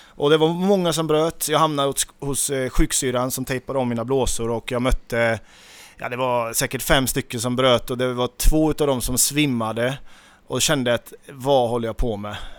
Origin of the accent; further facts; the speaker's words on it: Nittorp, Västra Götaland, Sweden; jag är uppvuxen i Nittorp